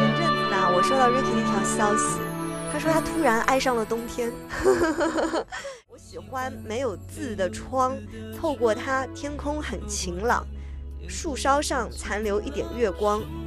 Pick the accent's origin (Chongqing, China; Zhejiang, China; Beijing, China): Zhejiang, China; Hangzhou; now in Shanghai, China; 其实杭州，就我的家乡，是比上海要更冷一点